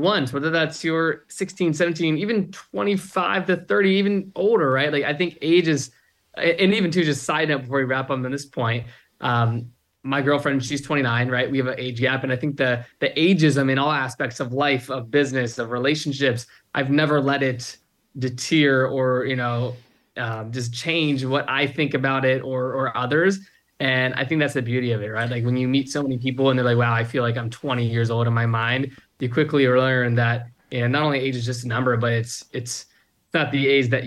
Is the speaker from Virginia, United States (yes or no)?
yes; Virginia, United States; moved away as an adult; also born or lived in Arizona; growing up in Virginia, for context, I didn't go to college, right? I literally, a month after high school, I moved out to Arizona